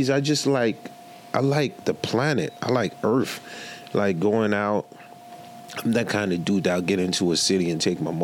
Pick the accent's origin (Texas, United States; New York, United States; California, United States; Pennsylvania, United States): New York, United States; New York City; also born or lived in Haiti; coming from Haiti at 10 years old, I grew up in Marlboro Hope Projects, Coney Island